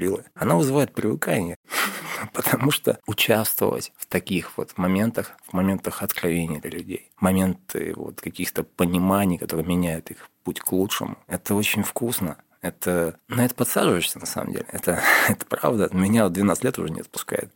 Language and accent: Russian; Yekaterinburg, Sverdlovsk Oblast, Russia; когда я был в детстве в Екатеринбурге, да, мне уже было 14 лет